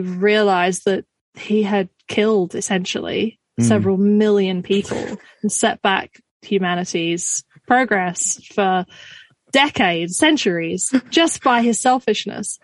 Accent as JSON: {"language": "English", "region": "Scotland", "country": "United Kingdom", "moved": "yes", "lives_now": "Australia", "said": "technically I'm Scottish"}